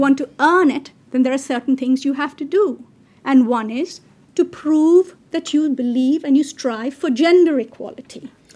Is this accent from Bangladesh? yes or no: yes; Bangladesh; I come from Bangladesh.